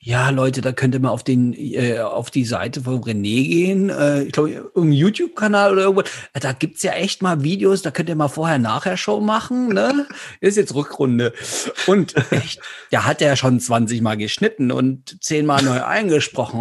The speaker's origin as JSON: {"language": "German", "region": "Saxony", "country": "Germany", "said": "bin ja aus Sachsen"}